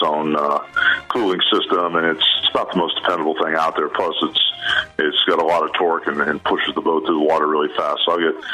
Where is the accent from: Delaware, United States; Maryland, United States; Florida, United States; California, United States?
Florida, United States; Tampa; also born or lived in Augusta, Georgia / Atlanta / New York / Connecticut; now in Clearwater, United States; I grew up in South Tampa over where McDillon-Gandy intersect